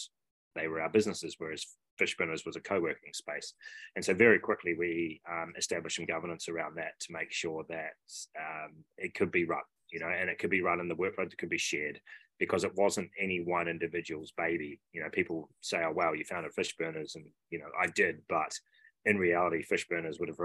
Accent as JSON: {"language": "English", "country": "New Zealand", "tie": "born or raised there", "also_born_or_lived": "Sydney, Australia", "moved": "as an adult", "said": "being a Kiwi over there and having done my high school and university in New Zealand"}